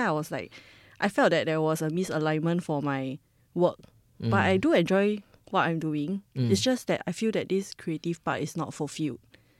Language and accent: English; Singapore